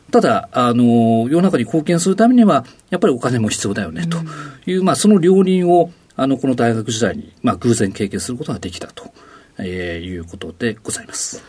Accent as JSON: {"language": "Japanese", "town": "Odate", "region": "Akita", "country": "Japan", "tie": "born or raised there", "said": "秋田県大館市"}